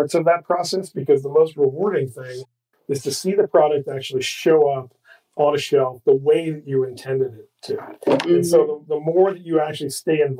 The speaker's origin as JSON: {"language": "English", "region": "Midwest", "country": "United States", "tie": "born or raised there", "said": "I grew up in the Midwest"}